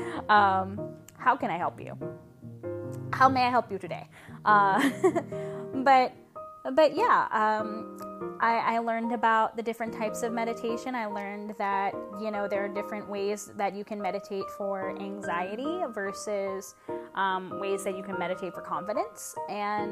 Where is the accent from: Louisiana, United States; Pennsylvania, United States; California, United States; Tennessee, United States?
Louisiana, United States; I'm from Louisiana